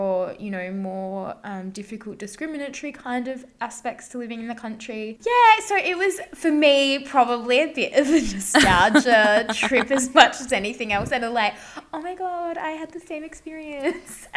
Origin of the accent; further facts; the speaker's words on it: Australia; moved away; you're from the country